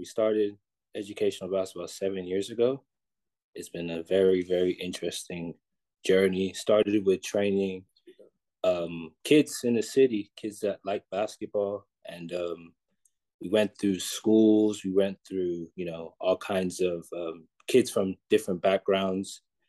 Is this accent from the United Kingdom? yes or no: yes; London, United Kingdom; also born or lived in Texas; Oh, we're from London.